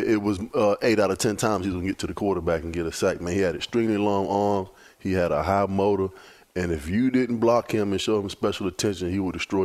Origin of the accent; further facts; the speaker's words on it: Virginia Beach, Virginia, United States; Me growing up in Virginia Beach, Virginia, man, we didn't have a pro team